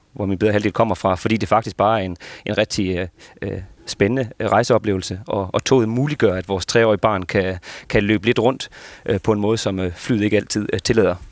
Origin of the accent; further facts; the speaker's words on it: Esbjerg, Southern Denmark, Denmark; now in Copenhagen, Denmark; jeg jo migreret jyde, der bor i København, så øh, ja. en del af mine småture i løbet af året går jo tilbage til min familie fra, fra Esbjerg